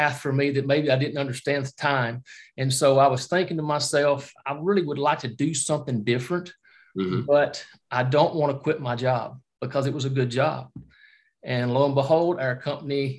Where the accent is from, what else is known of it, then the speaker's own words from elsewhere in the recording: Alabama, United States; moved away as an adult; also born or lived in Lebanon, Tennessee; now in New York, United States; I'm originally from Alabama. You probably can recognize that I don't have the New York accent if you don't know me, but from Alabama, my wife and I have been here about 2.5 to 3 years and here in New York.